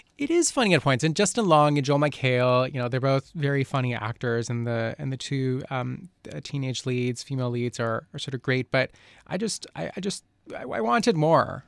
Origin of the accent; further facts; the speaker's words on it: Colombia; moved away; I grew up in Colombia